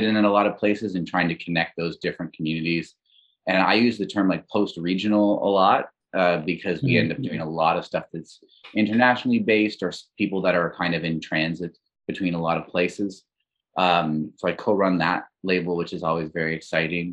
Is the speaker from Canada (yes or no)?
yes; Labrador City, Newfoundland and Labrador, Canada; moved away; also born or lived in St. John's / Montreal; I'm originally from Labrador City or Labrador West in Newfoundland, Labrador.